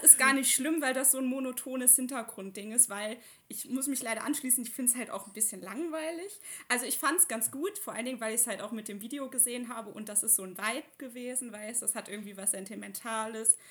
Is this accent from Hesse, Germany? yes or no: no; Leverkusen, North Rhine-Westphalia, Germany; now in Cologne, Germany; Ich, ich bin aus Leverkusen, aber ich wohne ja jetzt